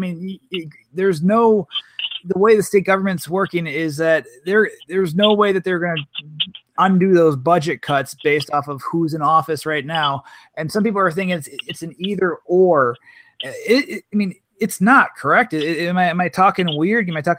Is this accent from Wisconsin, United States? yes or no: yes; Milwaukee, Wisconsin, United States; now in Madison, United States; growing up in Milwaukee